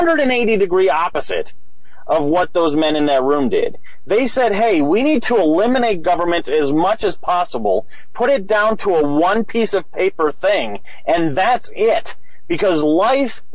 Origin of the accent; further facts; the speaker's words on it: Madison, Wisconsin, United States; I'm from Madison, Wisconsin, you know, home of hippies and all that sort of stuff